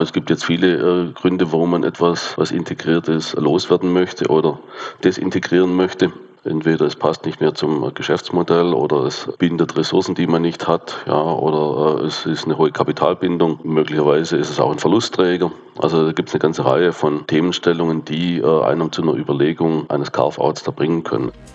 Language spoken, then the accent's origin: German; south-west Germany, Germany; komme ich aus dem Südwesten der Republik. Kann man, glaube ich, auch äh, sehr gut hören.